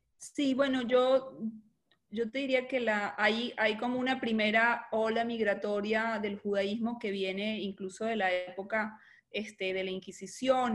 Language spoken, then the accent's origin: Spanish; Venezuela; soy venezolana, eh, nací, mi padre era argentino, él estuvo exilado en Venezuela